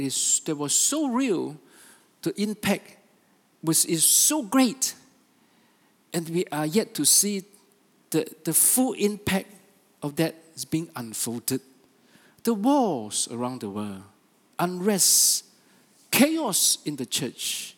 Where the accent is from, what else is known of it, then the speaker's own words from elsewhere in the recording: Sabah, Malaysia; we are from Sabah